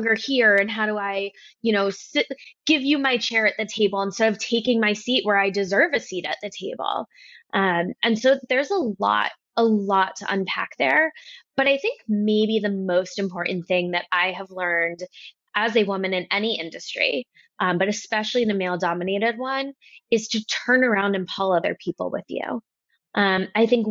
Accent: New York, United States; I'm from New York

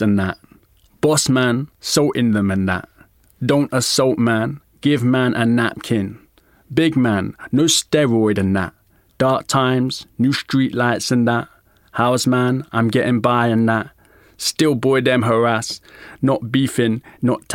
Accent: London, United Kingdom; I'm from Hackney

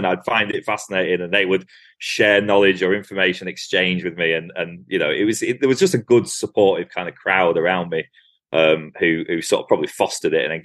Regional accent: Lancashire, North West England, United Kingdom; also born or lived in Somerset; now in Cumbria, United Kingdom; I'm a northerner, I grew up in Lancashire

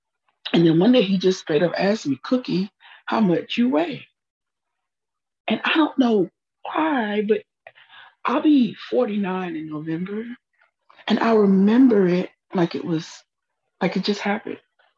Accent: Huntsville, Texas, United States; also born or lived in Fort Worth; I was born in Fort Worth, Texas, but we soon moved to Huntsville, Texas, where my father was assigned to a parish in the AME Church, African Methodist Episcopal Church in Huntsville. And we lived there as I was a child.

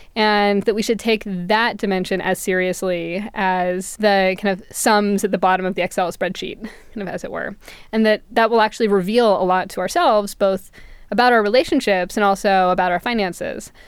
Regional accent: California, United States; growing up in California during the credit boom in the late nineties

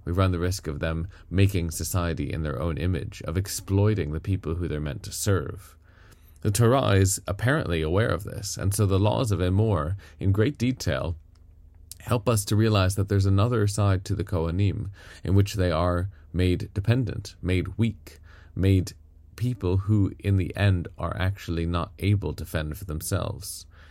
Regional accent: United States; now in United Kingdom; I'm an American by birth

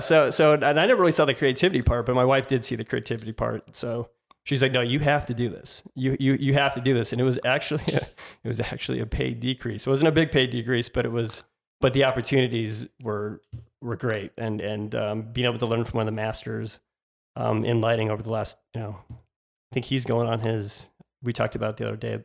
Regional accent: Tucson, Arizona, United States; I grew up in, uh, Tucson, Arizona. I'm from Tucson, which is south of Phoenix

